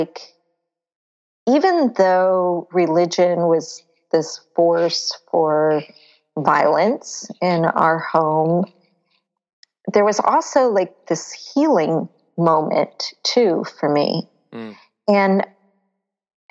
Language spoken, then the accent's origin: English; Florida, United States; I grew up in Florida near the beach